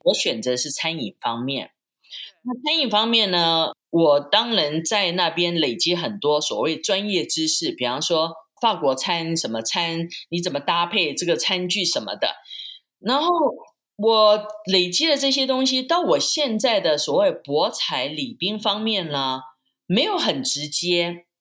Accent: Taipei, Taiwan; moved away as an adult; also born or lived in Switzerland; now in Las Vegas, United States; 我是从台湾来

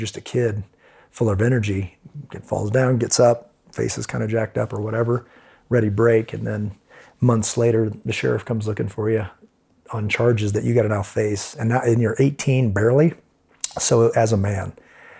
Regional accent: Kansas City, Missouri, United States; moved away; Grew up in Kansas City, Missouri.

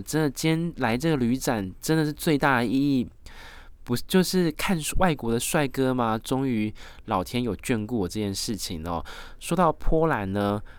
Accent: Taiwan; 因为我是来自台湾最知性的中华儿女传统的美德

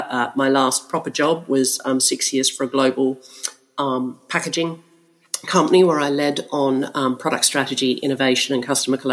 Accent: Melbourne, Victoria, Australia; accent: Australian; now in London, United Kingdom; Well, I am actually in London, but my accent is Australian. You're right. I'm a bit confused about all of that, but I've been in London for 17 years

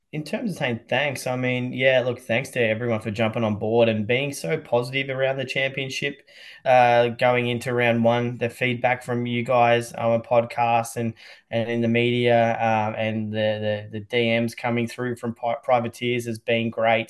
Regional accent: Australia; as an Australian

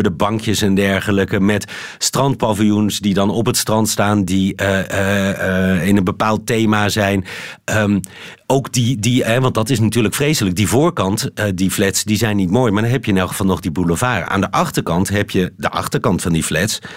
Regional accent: Netherlands; moved away as an adult; also born or lived in Beirut; now in Brussels, Belgium; ik ben een stuk Vlaams nationalistischer geworden als Nederlander.

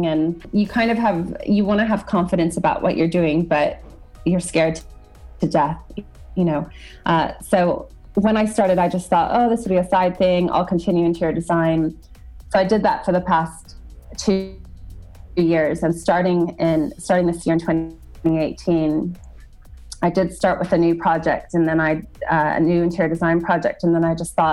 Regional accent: United States; moved away as an adult; I am American and I, you know, grew up in the United States. I've been away for over 12 years now

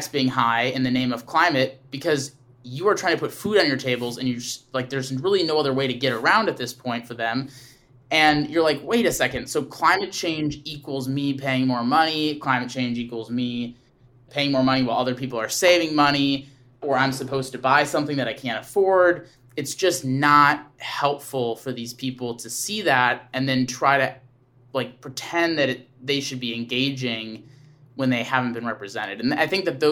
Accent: Wisconsin, United States; I grew up in Wisconsin

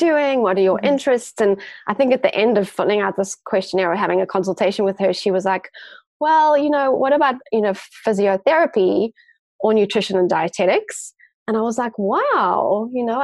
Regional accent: Johannesburg, Gauteng, South Africa; also born or lived in Cape Town; I grew up in Johannesburg and did end up doing my Bachelor of Science in Johannesburg

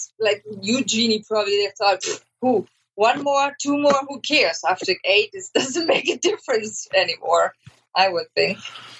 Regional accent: Germany; now in Austin, United States; I'm originally from Germany. I'm the out of a family of 10, and I'm number 10.

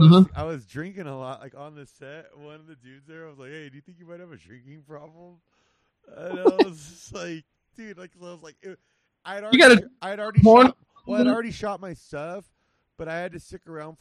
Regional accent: Whittier, California, United States; La Mirada High School, which was a town over from where we grew up in Whittier

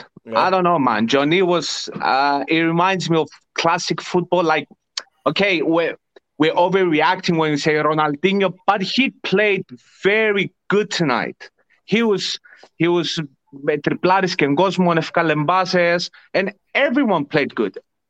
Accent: Larnaca, Larnaca District, Cyprus; Maybe Ike a bit because I'm from Larnaca.

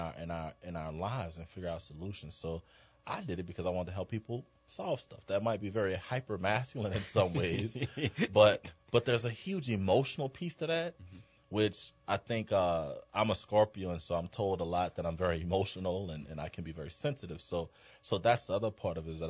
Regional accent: New Orleans, Louisiana, United States; moved away as an adult; I'm a New Orleans native

